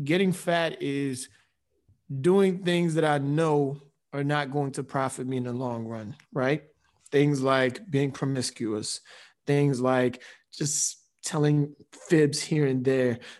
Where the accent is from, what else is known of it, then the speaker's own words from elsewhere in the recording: Nigeria; with us being Nigerian, it's the Nigerian way, too